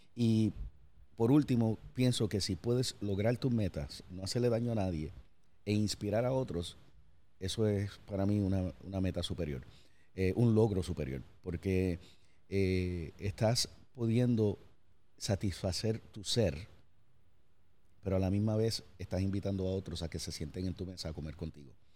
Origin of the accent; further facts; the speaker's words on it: Puerto Rico; moved away; also born or lived in United States; que soy de Puerto Rico, me fui, regresé